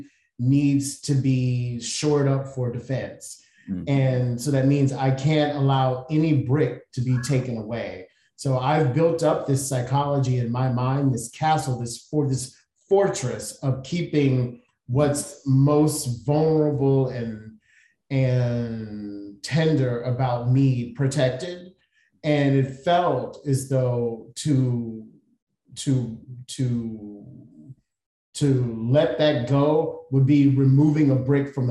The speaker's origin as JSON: {"language": "English", "country": "United States", "said": "We're not from Africa. We're from here. Mm-hmm. We're part of the African diaspora genetically, but nationally, we are from here"}